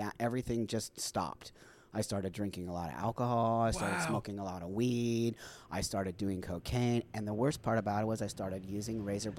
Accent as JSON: {"language": "English", "town": "Los Angeles", "region": "California", "country": "United States", "tie": "born or raised there", "said": "I grew up in the San Fernando Valley. I was a Valley girl."}